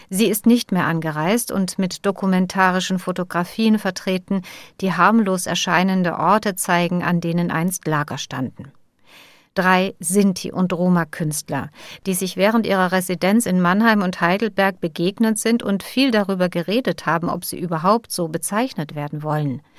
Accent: Ukraine; Als eine Ukrainerin, die den Krieg erlebt, als eine Romni, die immer wieder diskriminiert wird und an bestimmte Grenzen stößt.

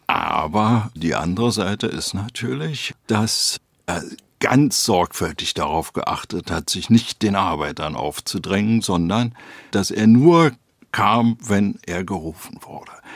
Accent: Berlin, Germany; Zunächst mal Berlin West bis 1950. Dann gab es einen sozusagen halb illegalen Umzug von West nach Ost-Berlin. Und dann bin ich in Weißensee, also in Ost Berlin, groß geworden

